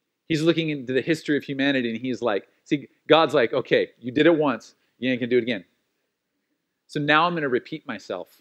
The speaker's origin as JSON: {"language": "English", "country": "United States", "said": "being an American and being a Christian"}